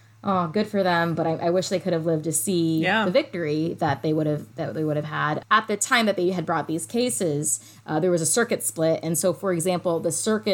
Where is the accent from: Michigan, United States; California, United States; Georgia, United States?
Georgia, United States; Atlanta; my hometown, Atlanta